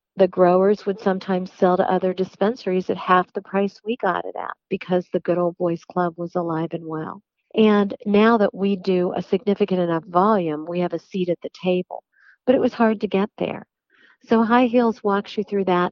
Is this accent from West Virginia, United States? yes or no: yes; West Virginia, United States; I have listened to country music growing up in West Virginia through my whole life